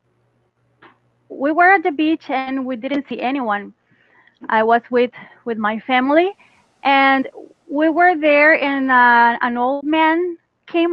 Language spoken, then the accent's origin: English; Costa Rica; English is a second language; I'm Costa Rican